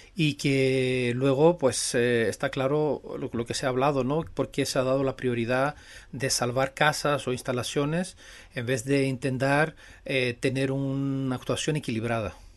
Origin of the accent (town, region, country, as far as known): Greece